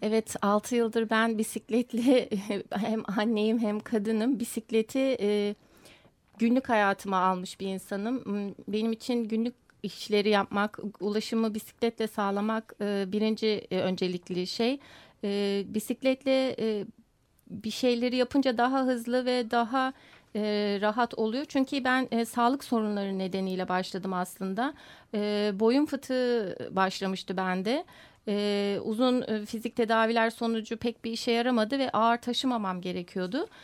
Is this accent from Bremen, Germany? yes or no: yes; Bremen, Germany; moved away; also born or lived in Komotini, Western Thrace, Greece; Almanya Bremen'de doğmuş olmam